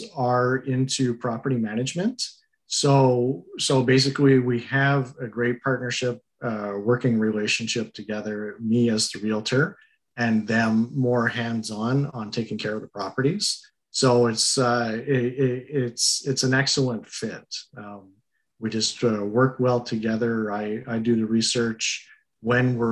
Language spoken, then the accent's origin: English; Montreal, Quebec, Canada; moved away as an adult; now in Cornwall, Canada; originally I am from Montreal, and I've been living out near Cornwall for about the last 12 years